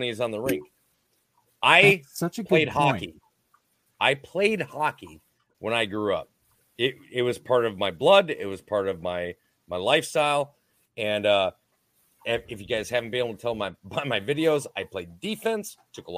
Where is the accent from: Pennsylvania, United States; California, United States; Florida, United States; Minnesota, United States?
Minnesota, United States; I'm from Minnesota